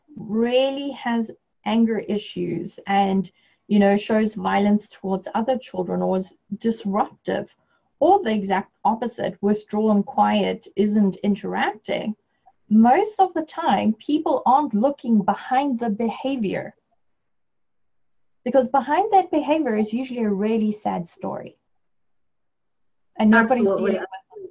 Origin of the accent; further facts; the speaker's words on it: South Africa; moved away; my home country, South Africa